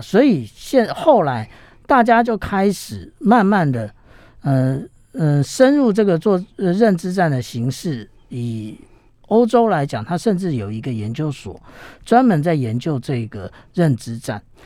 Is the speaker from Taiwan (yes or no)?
yes; Taiwan; 我们台湾人